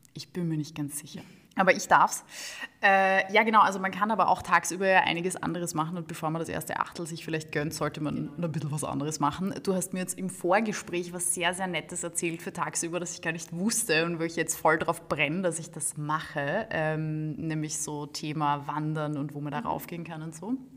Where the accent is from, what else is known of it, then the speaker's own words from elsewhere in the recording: Gumpoldskirchen, Lower Austria, Austria; moved away as an adult; now in Vienna, Austria; ich habe dort 20 Jahre gelebt, bin dort habe dort meine Kindheit und Jugend verbracht und bin dann zum Studieren nach Wien gezogen